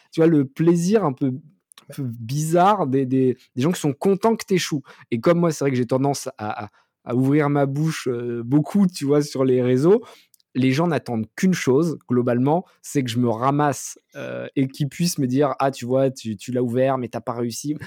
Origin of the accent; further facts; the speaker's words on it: France; nous, en tant que Français